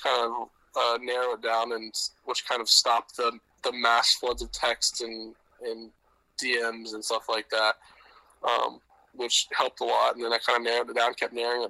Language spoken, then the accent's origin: English; Tampa, Florida, United States; We ended up in Tampa because my dad played for the Bucks. That's how we kind of ended up here. I grew up going to Florida games.